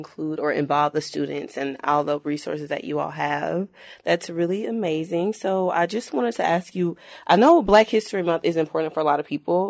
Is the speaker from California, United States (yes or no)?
no; Houston, Texas, United States; I'm not from Beaumont. I'm from Houston